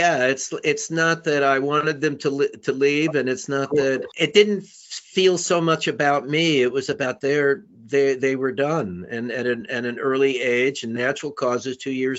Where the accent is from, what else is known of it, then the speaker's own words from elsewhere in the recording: New York, United States; moved away; I grew up in New York, {S0} Right. {S1} in Manhattan, and it was a place that I didn't really vibe with, and I was ready to leave. I left as soon as I could